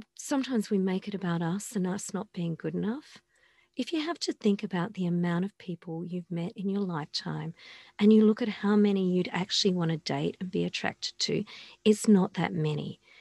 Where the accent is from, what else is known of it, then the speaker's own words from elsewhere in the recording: Australia; I come from Australia